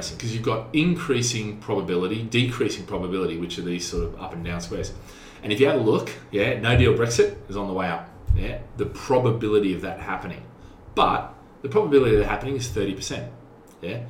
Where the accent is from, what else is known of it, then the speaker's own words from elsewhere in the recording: Australia; now in Singapore; I'm an Aussie